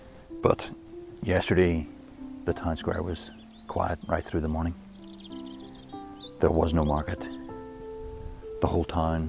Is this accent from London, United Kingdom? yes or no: no; Newtownards, Northern Ireland, United Kingdom; I've come to the top of a hill overlooking Newton Ards, my hometown.